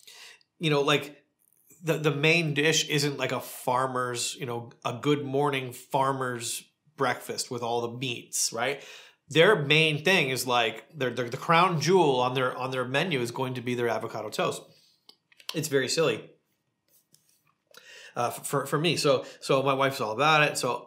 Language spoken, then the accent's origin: English; rural Ontario, Canada; now in Palm Springs, United States; Growing up in rural Canada